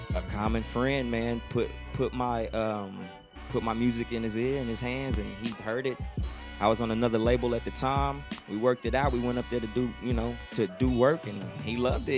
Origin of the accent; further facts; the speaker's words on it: Houston, Texas, United States; growing up in Houston, man. When I grew up in Houston